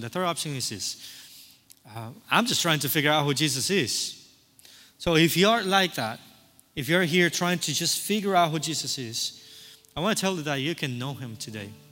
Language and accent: English; Cuba; moved away; I'm from Cuba